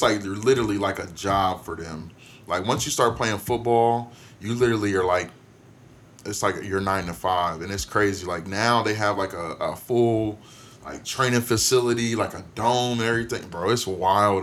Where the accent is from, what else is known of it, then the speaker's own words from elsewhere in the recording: Canton, Ohio, United States; I grew up in Canton, Ohio, Canton, Maslin area